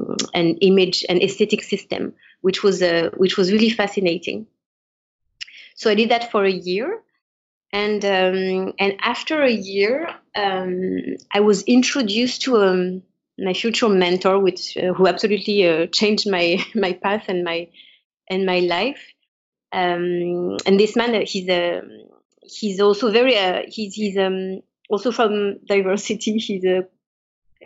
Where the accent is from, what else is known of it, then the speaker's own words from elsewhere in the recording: Paris, Île-de-France, France; I'm French, I was born in Paris, born and raised in Paris